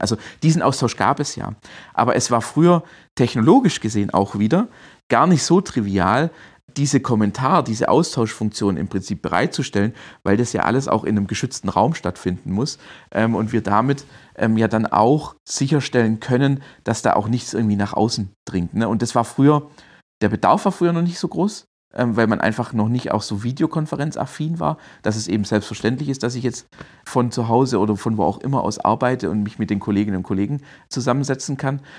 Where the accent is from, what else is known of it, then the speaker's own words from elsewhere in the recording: Swabia, Baden-Württemberg, Germany; accent: Swabian; also born or lived in Berlin / Heilbronn; ich bin Schwabe, das hört man auch, bin auch stolzer Schwabe